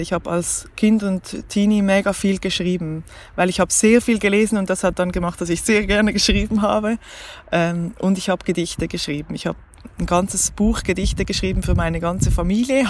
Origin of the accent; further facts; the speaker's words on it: Switzerland; accent: Swiss German; first language Swiss German; dass ich mich auf Schweizerdeutsch nicht so ausdrücken kann, wie ich es gerne hätte, ähm, obwohl es meine Muttersprache ist